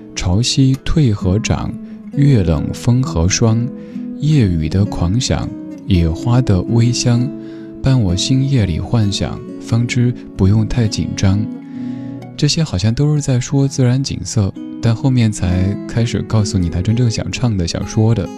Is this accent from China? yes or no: yes; Sichuan, China; 作为一个四川人